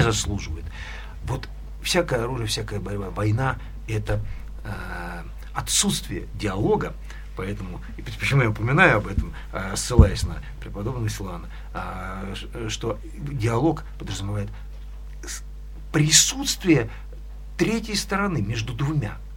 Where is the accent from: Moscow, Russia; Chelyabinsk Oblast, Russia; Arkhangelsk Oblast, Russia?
Arkhangelsk Oblast, Russia; Severodvinsk; now in Edinburgh, United Kingdom; Я родился э, в Архангельской области, в городе Северодвинске.